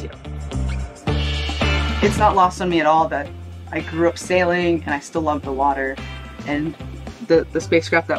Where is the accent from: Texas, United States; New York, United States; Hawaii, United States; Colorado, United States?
Texas, United States; Houston; I grew up in Houston, Texas